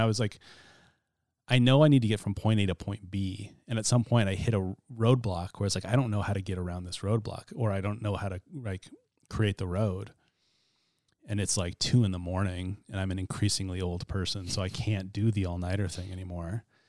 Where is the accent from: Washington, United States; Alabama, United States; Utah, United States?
Washington, United States; Chattaroy; I grew up in Chatteroy, which is north of Mead, Spokane County